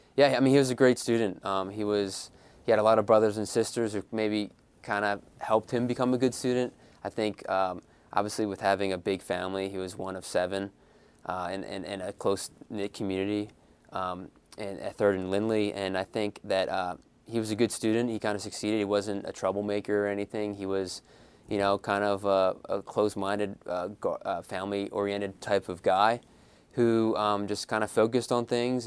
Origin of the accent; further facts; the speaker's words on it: Philadelphia, Pennsylvania, United States; I'm from Philadelphia myself